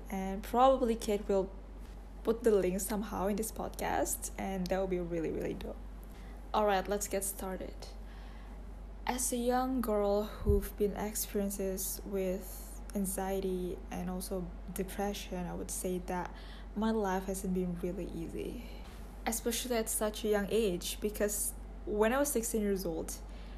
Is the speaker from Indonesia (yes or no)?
yes; Indonesia; I'm 21 years old and I'm from Indonesia